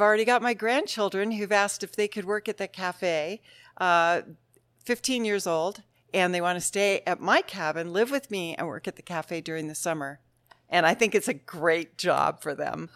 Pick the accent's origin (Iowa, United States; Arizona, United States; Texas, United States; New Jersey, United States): Arizona, United States; Mount Lemmon; also born or lived in Tucson; We'd say, "Mount Lemon." And they'd say, "Really? Where do you go to school?" And we'd say, "Well, we live on the mountain, but we drive to Tucson Monday through Friday. We live in town just to go to school."